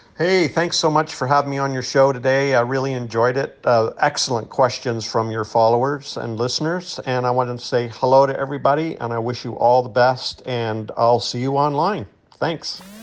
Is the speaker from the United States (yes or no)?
no; Canada; I'm not American, I'm Canadian.